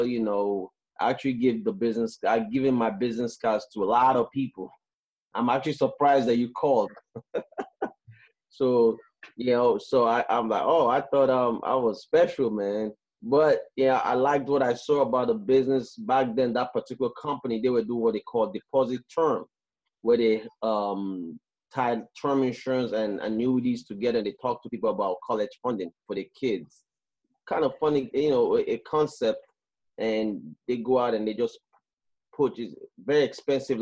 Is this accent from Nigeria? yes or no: yes; Nigeria; moved away as an adult; also born or lived in Canada; now in United States; I'm from West Africa, Nigeria, and I left Africa when I was 18 years old, and I moved to Canada first